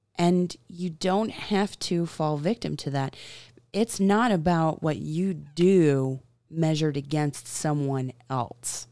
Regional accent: the South, United States; I am a Southern girl

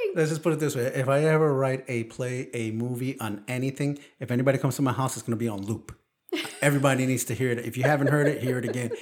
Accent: New York, United States; I grew up in New York

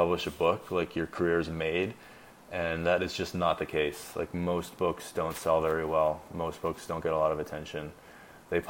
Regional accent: Canada; I'm Canadian

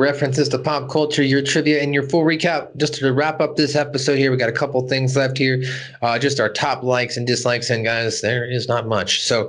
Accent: United Kingdom; Of course, I liked, I'm a British person.

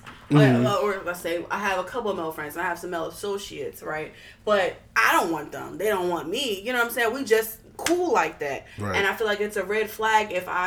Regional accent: Philadelphia, Pennsylvania, United States; now in Bowie, Maryland, United States; I'm from North Philly. We don't talk to neighbors

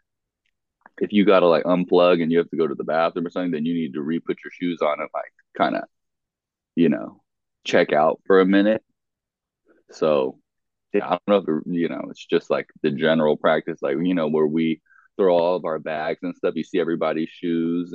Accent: Los Angeles, California, United States; also born or lived in Orange County, California; I grew up in like Venice Marina area, like born and raised. I think I was born in Santa Monica Hospital.

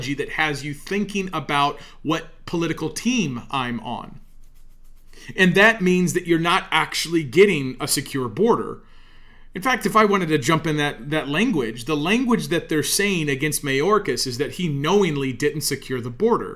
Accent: United States; I'm an American

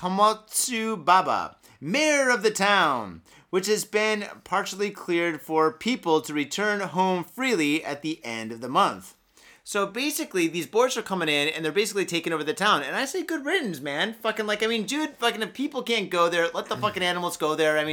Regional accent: Michigan, United States; now in Japan; I was born and raised in Michigan.

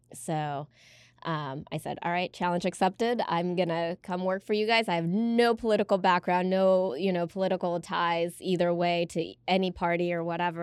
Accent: United States; growing up in America

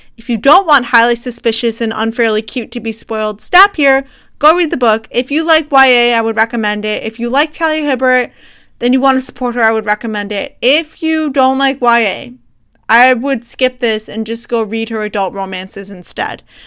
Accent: United States; as an American

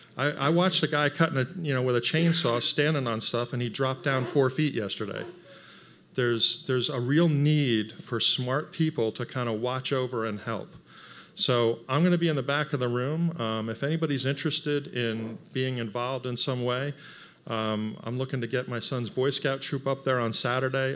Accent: Franklin, Tennessee, United States; I'm from Franklin, and I kinda know a lot of people.

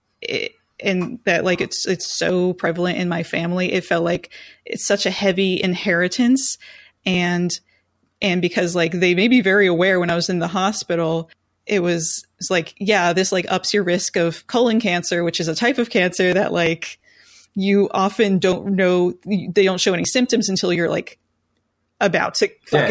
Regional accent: Richlands, United States; also born or lived in Pennsylvania; we moved away from Richlands and we lived in PA for a few years

